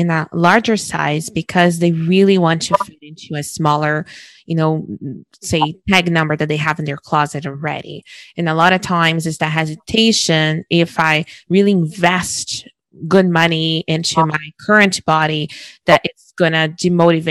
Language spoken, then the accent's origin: English; Brazil; moved away as an adult; now in Canada; culturally growing up in Brazil, and I moved to Canada when I was 21. So my forming years were back home